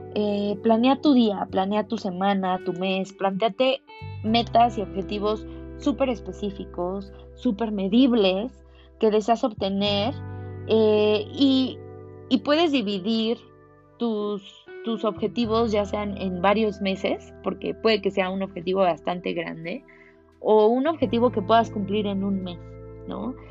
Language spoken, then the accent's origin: Spanish; Mexico; como buen mexicano